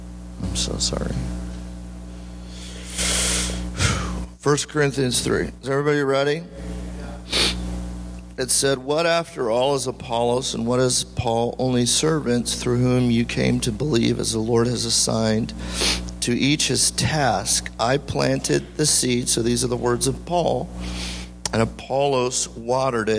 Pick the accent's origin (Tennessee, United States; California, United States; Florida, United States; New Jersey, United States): California, United States; moved away as an adult; now in Maui, United States; when we were growing up in California